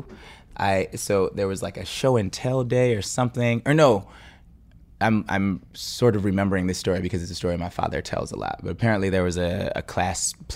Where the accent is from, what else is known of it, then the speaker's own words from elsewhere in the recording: Bay Area, California, United States; I'm from the Bay Area